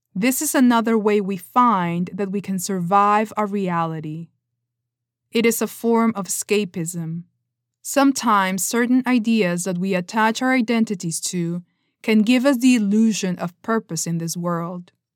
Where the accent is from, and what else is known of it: Peru; first language Spanish; English is a second language; moved away as an adult; now in California, United States